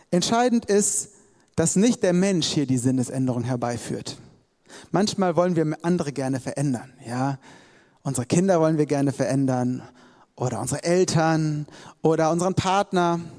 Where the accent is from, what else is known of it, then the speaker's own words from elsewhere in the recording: Hesse, Germany; ich komme eigentlich aus Hessen und habe hier als Zivildienstleistender mitgearbeitet